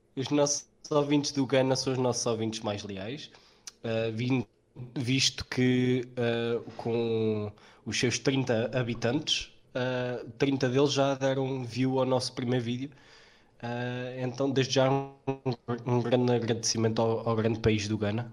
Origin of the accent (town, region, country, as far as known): Portugal